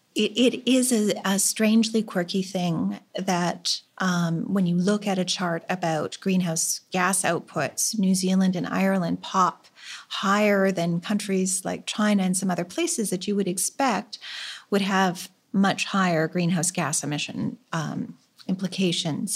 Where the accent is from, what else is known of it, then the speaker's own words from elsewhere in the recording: Canada; as a Canadian farmer